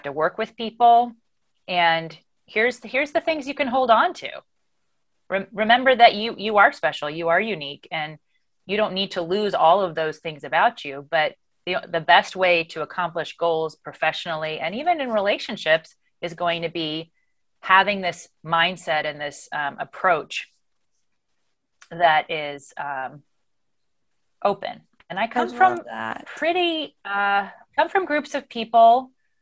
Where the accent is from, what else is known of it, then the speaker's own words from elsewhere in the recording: United States; my identity as an American